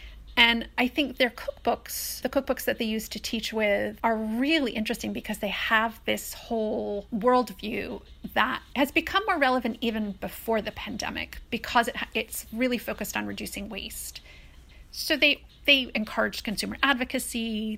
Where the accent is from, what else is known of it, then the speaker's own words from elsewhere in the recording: Brooklyn, New York, United States; My mother raised me by herself, and she was from England, and she was this kind of cool hippie chick who was interested in everything. And so she loved New York.